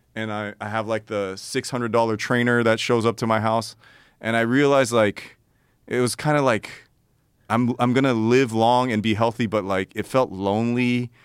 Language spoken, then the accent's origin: English; Los Angeles, California, United States; born and raised in Los Angeles